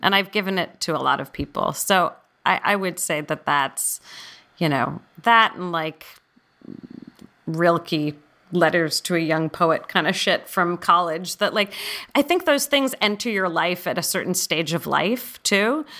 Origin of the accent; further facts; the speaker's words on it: San Francisco, California, United States; I grew up in San Francisco